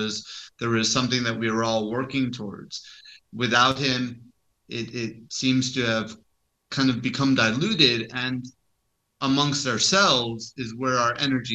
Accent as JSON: {"language": "English", "country": "Turkey", "said": "I'm the Hippie from Turkey."}